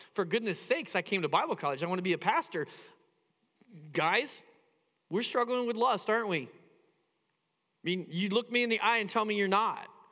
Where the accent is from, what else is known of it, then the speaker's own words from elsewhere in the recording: Indiana, United States; now in Phoenix, United States; I grew up in the Midwest. I grew up in Indiana